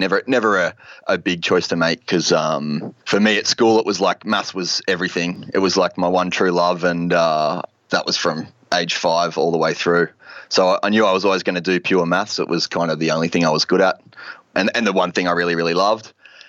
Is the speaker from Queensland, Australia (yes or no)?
yes; Gold Coast, Queensland, Australia; moved away as an adult; now in Seattle, United States; I grew up on the Goldie